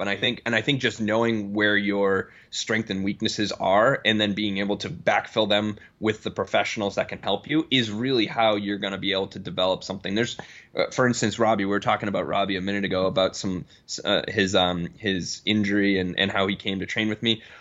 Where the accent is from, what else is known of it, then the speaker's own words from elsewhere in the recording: Boston, Massachusetts, United States; moved away as an adult; also born or lived in Connecticut / Denver; now in Omaha, United States; I'm from Boston originally.